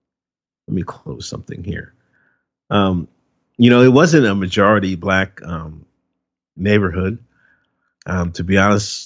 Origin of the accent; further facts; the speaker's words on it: Exton, Pennsylvania, United States; I grew up in Exton, Pennsylvania. It's a little small town